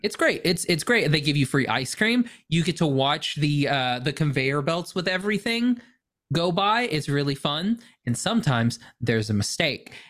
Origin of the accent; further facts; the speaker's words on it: Oklahoma, United States; I'm from Oklahoma